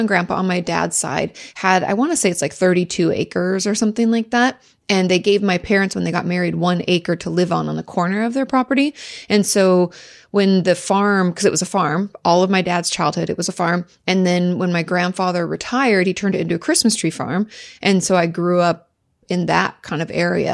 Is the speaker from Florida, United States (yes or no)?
no; near Olympia, Southwest Washington, United States; In Washington State, in Southwest Washington, just outside of, uh, Olympia